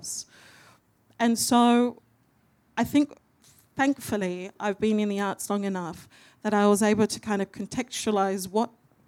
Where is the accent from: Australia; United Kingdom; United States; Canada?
Australia; Perth, Western Australia; moved away as an adult; now in Melbourne, Australia; I'm a Wongatha Yamiji and Noongar Gidja woman from Wajak Noongar Buja, so Perth